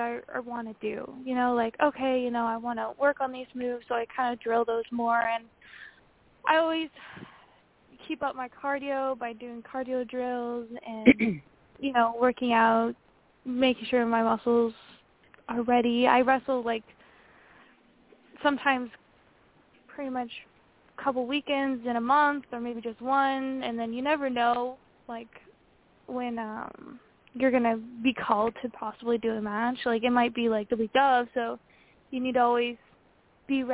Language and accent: English; Santa Maria, California, United States; my hometown at Santa Maria